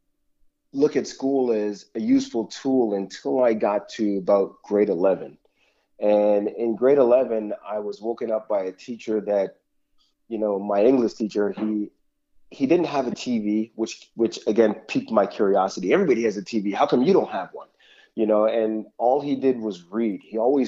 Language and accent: English; Toronto, Ontario, Canada; I grew up in Toronto, the West End, Etobicoke of Toronto